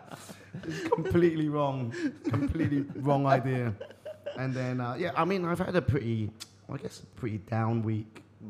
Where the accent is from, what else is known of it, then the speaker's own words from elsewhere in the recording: Eastbourne, South East England, United Kingdom; I'm from the south of England.